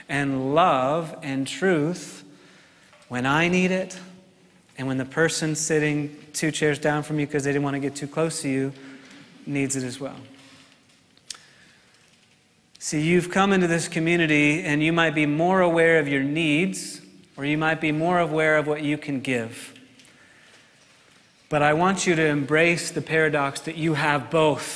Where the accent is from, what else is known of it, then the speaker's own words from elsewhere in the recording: New York, United States; I'm from New York